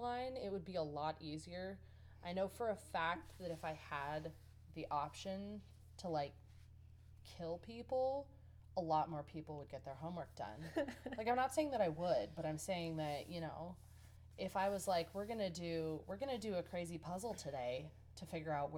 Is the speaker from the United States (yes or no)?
yes; United States